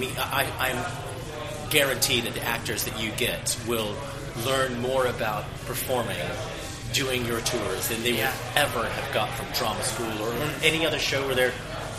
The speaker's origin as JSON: {"language": "English", "country": "United States", "moved": "yes", "lives_now": "England", "said": "I'm American, obviously."}